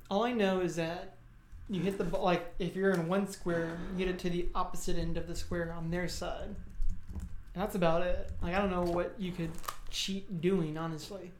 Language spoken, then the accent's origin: English; South Texas, United States; growing up in South Texas